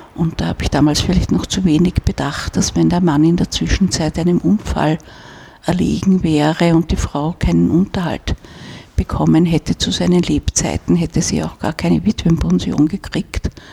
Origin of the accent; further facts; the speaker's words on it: Vienna, Austria; wenn man in Wien aufwächst